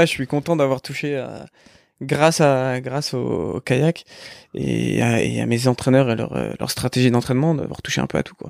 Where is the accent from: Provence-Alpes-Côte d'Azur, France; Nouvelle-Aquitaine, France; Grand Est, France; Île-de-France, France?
Grand Est, France; Épinal; moved away as an adult; also born or lived in Nancy; on a grandi à Épinal jusque jusque notre bac.